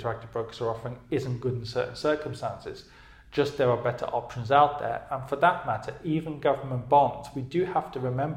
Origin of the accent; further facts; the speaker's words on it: United Kingdom; moved away; I'm from the UK, obviously, as you can tell by my accent